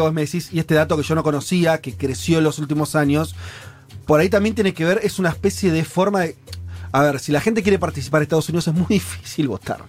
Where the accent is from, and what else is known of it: Argentina